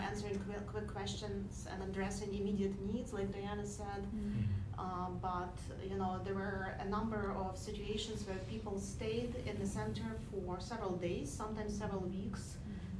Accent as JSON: {"language": "English", "town": "Lviv", "region": "Lviv Oblast", "country": "Ukraine", "moved": "yes", "said": "I am myself originally from Ukraine, from Lviv, and have many family members and friends still in Ukraine and Lviv"}